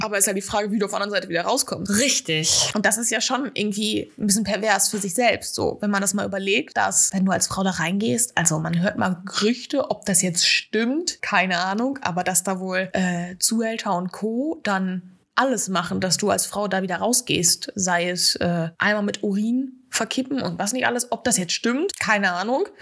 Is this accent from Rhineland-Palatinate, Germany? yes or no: no; Ostwestfalen-Lippe, North Rhine-Westphalia, Germany; moved away as an adult; now in Hamburg, Germany; kam ja ursprünglich aus der Ecke Ostwestfalen-Lippe